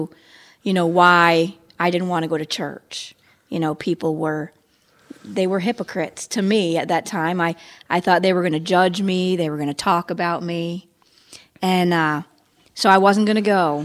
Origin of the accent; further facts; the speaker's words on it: New York, United States; now in Florida, United States; I was born in New York